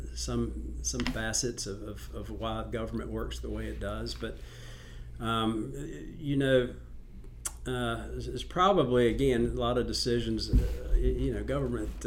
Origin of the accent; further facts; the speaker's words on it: North Carolina, United States; I grew up in North Carolina